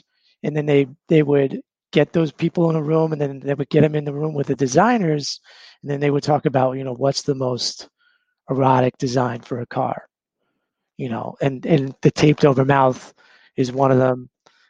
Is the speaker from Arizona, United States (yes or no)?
yes; Surprise, Arizona, United States; I'm from Surprise, Arizona. That's the literal name of the town.